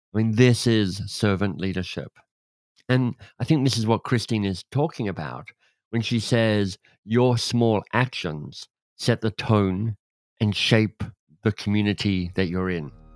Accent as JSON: {"language": "English", "country": "Australia", "said": "I'm Australian"}